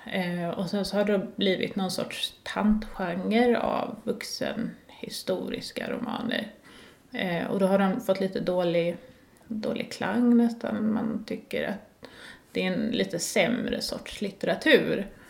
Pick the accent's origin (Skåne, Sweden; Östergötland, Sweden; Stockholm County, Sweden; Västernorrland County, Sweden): Skåne, Sweden; Lund; Jag kom ju från Lund